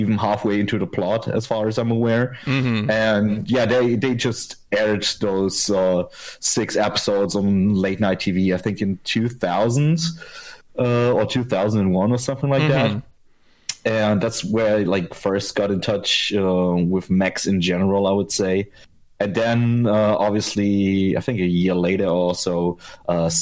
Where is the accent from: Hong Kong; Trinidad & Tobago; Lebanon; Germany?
Germany; I'm from Germany